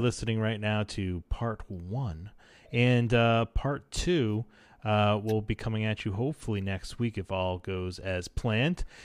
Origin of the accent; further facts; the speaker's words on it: United States; accent: American; my dumb American accent